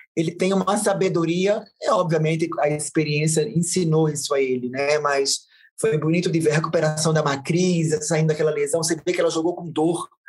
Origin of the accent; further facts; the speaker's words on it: Northeast Region, Brazil; eu, como nordestina